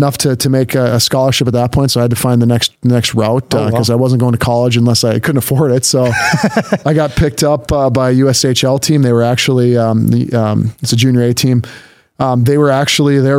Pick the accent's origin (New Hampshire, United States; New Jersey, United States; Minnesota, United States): Minnesota, United States; now in Grand Forks, United States; I grew up in Minnesota, kind of in the north suburbs, a couple different suburbs there